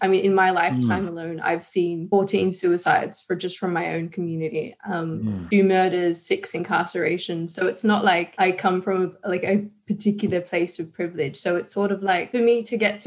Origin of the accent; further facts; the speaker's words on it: Sydney, New South Wales, Australia; when I grew up in Sydney, it wasn't, I guess, the best place growing up